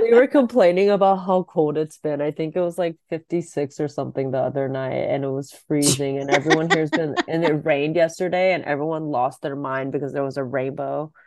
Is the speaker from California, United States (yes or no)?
yes; Sacramento, California, United States; moved away as an adult; also born or lived in Washington State; now in Los Angeles, United States; I grew up in Sacramento.